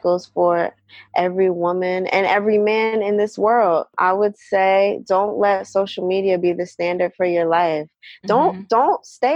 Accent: New Jersey, United States; I'm from New Jersey

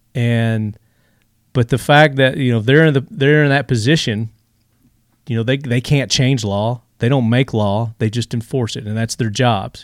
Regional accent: Tennessee, United States; this comes from my home state. I'm here in Tennessee.

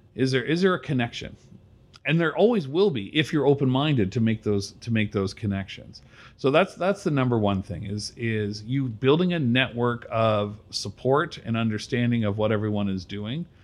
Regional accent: Brampton, Ontario, Canada; now in Georgetown, Canada; I grew up in Brampton

